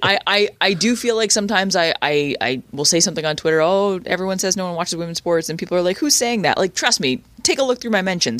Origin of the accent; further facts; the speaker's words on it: Canada; as a Canadian soccer fan